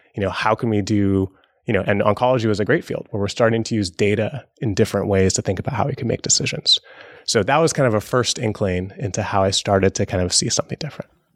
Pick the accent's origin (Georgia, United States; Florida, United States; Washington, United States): Washington, United States; Seattle; Growing up in Seattle under Microsoft